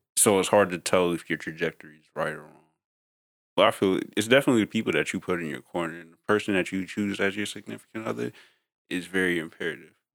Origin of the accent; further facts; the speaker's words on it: New York, United States; growing up in New York